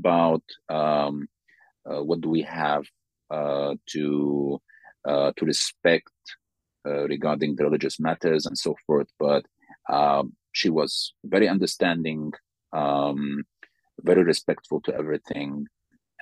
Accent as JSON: {"language": "English", "country": "Sudan", "moved": "as an adult", "lives_now": "Slovakia", "said": "I'm from Sudan."}